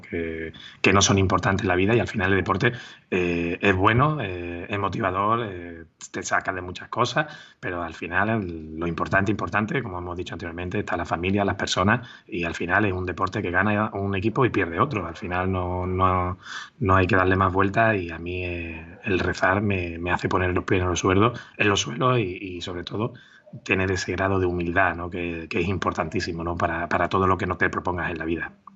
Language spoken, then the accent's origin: Spanish; Málaga, Andalusia, Spain; moved away as an adult; volví a mi casa, a Málaga, y firmé por pues, en el equipo de mi ciudad